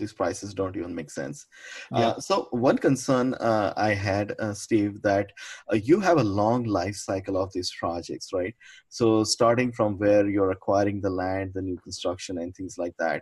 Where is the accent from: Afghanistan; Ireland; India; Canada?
India; moved away; I'm from India back home.